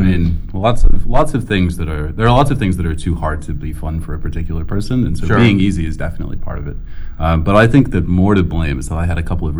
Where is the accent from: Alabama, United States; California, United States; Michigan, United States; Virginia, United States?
Virginia, United States; also born or lived in Southern Illinois; So anyway, yes. I'm from Northern Virginia and Southern Illinois.